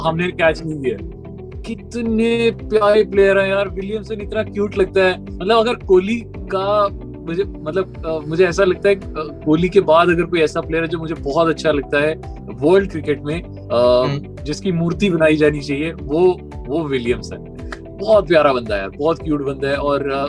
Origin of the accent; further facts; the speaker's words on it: India; मैं इंडियन हूं